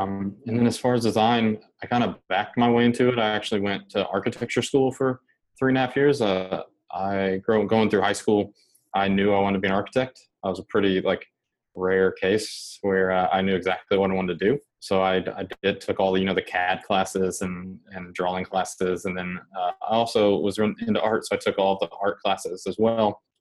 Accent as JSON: {"language": "English", "region": "just outside Indianapolis", "country": "United States", "tie": "born or raised there", "said": "I grew up in Indiana, just outside of the Indianapolis city limits, in kind of a rural, kind of small town"}